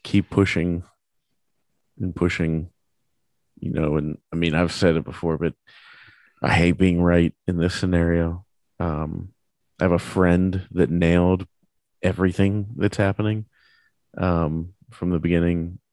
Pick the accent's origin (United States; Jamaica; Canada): United States; as an American